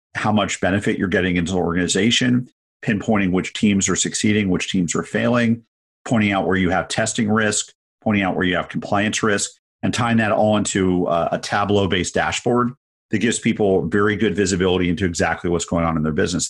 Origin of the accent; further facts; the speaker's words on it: San Francisco, California, United States; growing up in San Francisco in the eighties